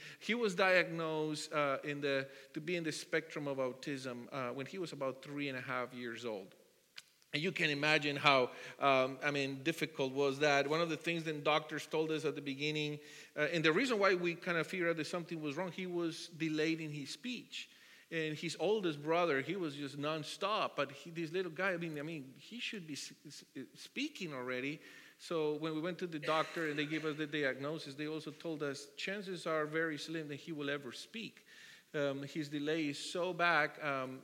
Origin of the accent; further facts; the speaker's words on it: Bogotá, Colombia; English is a second language; moved away as an adult; also born or lived in Hawaii; now in San Diego, United States; I was born and raised in Colombia. I'm from Bogota in South America. And I came here when I was 24.